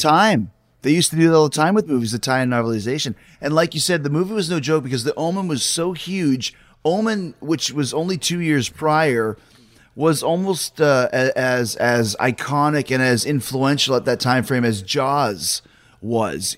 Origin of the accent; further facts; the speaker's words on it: Winnipeg, Manitoba, Canada; grew up in Winnipeg